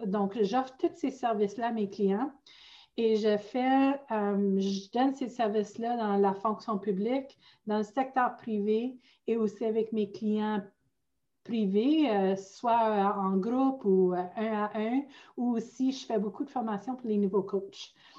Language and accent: French; outside Sudbury, northern Ontario, Canada; accent: Franco-Ontarian; moved away as an adult; now in Ottawa, Canada; je viens originalement du nord de l'Ontario. Je viens de hors de Sudbury